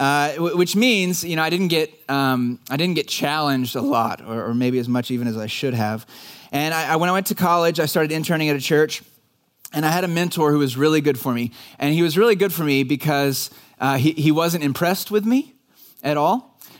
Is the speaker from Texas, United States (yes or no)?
yes; Dallas, Texas, United States; I grew up in the Dallas area and I was a church kid.